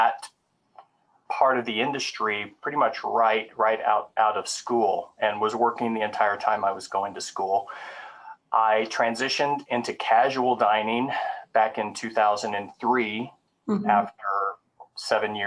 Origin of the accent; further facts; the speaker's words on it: Oklahoma, United States; also born or lived in Midwest; now in Wisconsin, United States; I was actually born and raised in Oklahoma. I grew up on a small family-owned cattle ranch